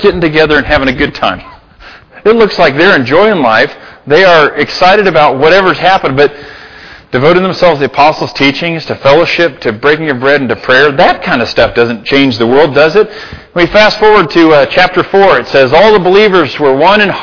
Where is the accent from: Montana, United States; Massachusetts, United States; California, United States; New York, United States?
Montana, United States; Libby; now in Gallatin Valley, United States; I'm from Libby